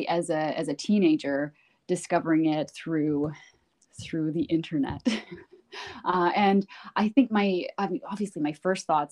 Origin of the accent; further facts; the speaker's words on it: Canada; I was born and raised in Canada